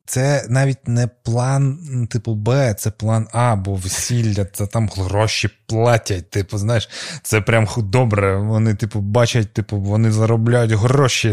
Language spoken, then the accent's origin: Ukrainian; Crimea, Ukraine; я з Криму